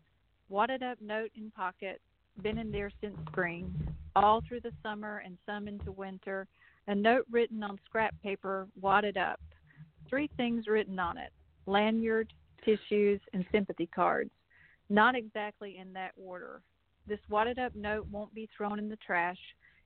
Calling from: North Carolina, United States; I'm actually in North Carolina, near Blowing Rock, which is near Appalachian State University

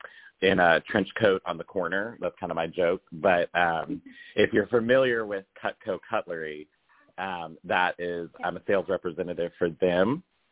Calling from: Charlotte, North Carolina, United States; we're calling in from Charlotte, North Carolina.

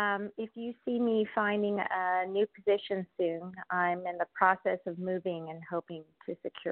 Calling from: California, United States; I'm calling from California.

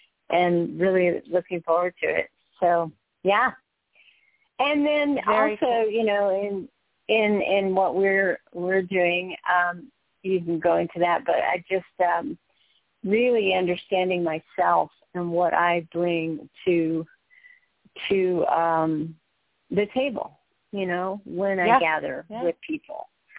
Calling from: Du Bois, Pennsylvania, United States

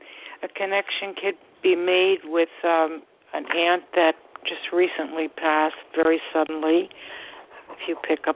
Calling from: Florida, United States; calling from Florida

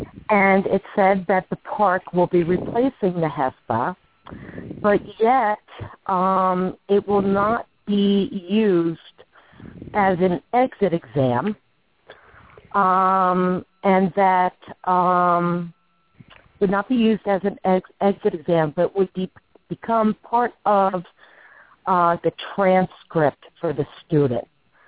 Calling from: Warren County, New Jersey, United States; I am calling from Warren County, New Jersey.

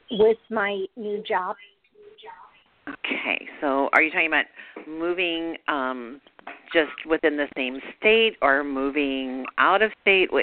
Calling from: Charlotte, North Carolina, United States; I'm calling from Charlotte, North Carolina.

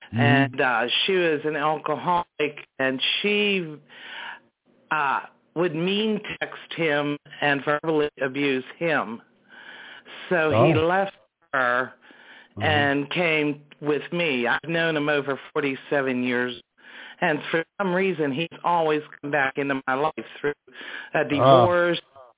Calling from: Pennsylvania, United States

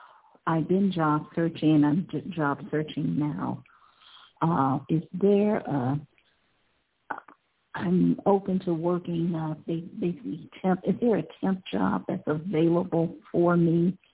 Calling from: Ohio, United States; I'm calling from Ohio. Hi.

